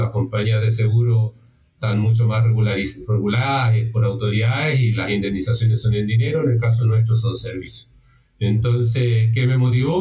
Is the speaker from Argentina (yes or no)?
no; Chile; primero soy chileno, vivo en Chile